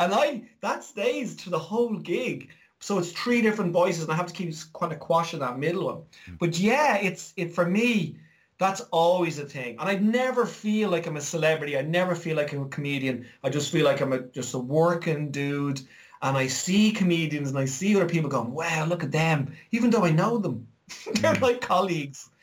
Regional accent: Ireland; me growing up in Ireland

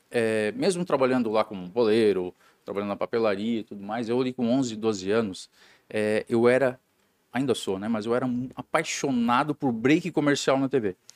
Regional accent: Jaraguá do Sul, Santa Catarina, Brazil; born there; sou, sou nascido em Jaraguá do Sul, de uma família é, de industriários, né?

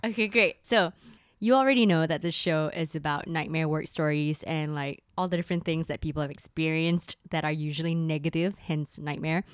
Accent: Malaysia; I'm the Malaysian

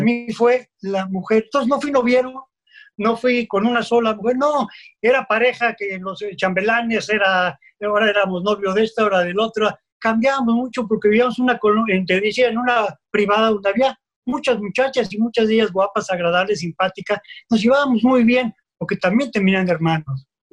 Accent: Mexico City, Mexico

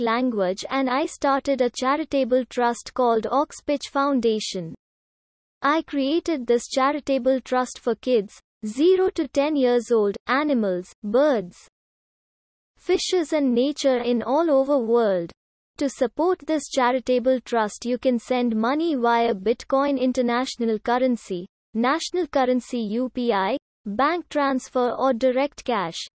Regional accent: Delhi, India; I am from Delhi, India

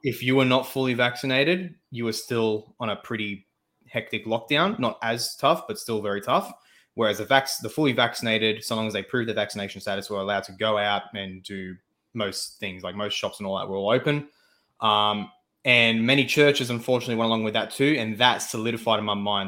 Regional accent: Australia; I am an Australian

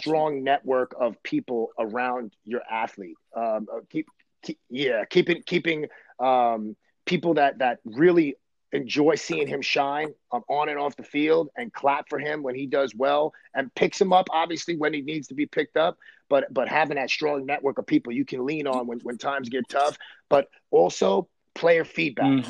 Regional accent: New York City, New York, United States; I grew up in Brooklyn, New York, and Coney Island in the '80s

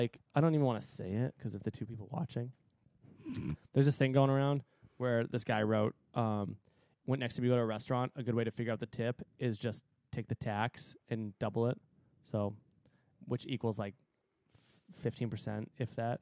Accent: United States; I'm American

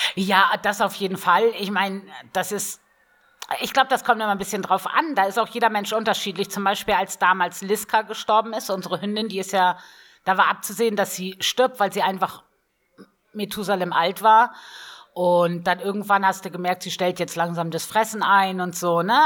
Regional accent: Northern Germany, Germany; now in Bavaria, Germany; Also ich komme ja ursprünglich aus Norddeutschland

